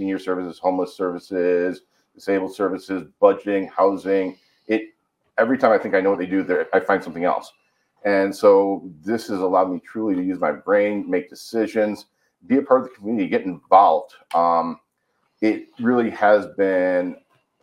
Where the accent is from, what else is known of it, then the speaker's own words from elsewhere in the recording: Midland, Michigan, United States; moved away as an adult; also born or lived in Grand Rapids, Michigan; now in La Grande, United States; I am from a small town called Midland, Michigan